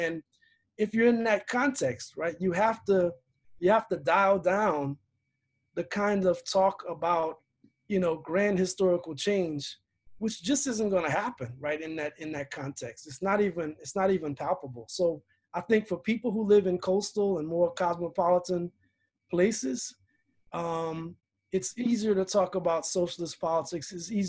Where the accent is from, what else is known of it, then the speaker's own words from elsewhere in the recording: Louisiana, United States; moved away as an adult; now in Chicago, United States; I grew up in Louisiana, became politicized in the late 80s and 90s as a teenager and a 20-something.